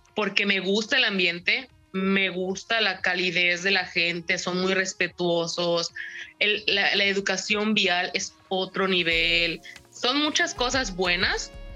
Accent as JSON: {"language": "Spanish", "town": "Mérida", "region": "Yucatán", "country": "Mexico", "moved": "as an adult", "lives_now": "Vancouver, Canada", "said": "Yo soy de Mérida, Yucatán"}